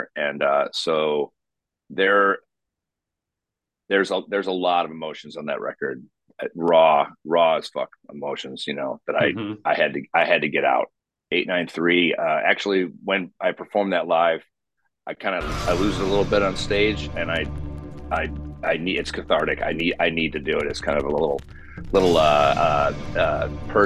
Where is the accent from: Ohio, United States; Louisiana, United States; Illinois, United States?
Illinois, United States; Chicago; I'm mostly Scottish, I'm from Chicago